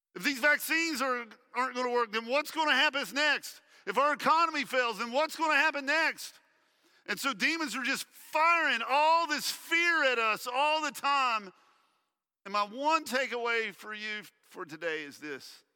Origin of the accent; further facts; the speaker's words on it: United States; we as American Christians